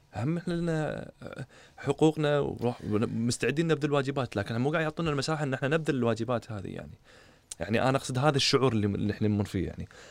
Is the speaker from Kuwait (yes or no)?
yes; Kuwait; انا كشاب كويتي